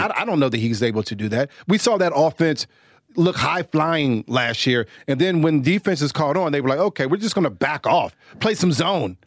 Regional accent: Washington, United States; I'm from Washington

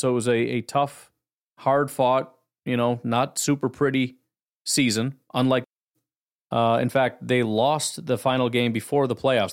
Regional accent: Illinois, United States; I grew up in Illinois

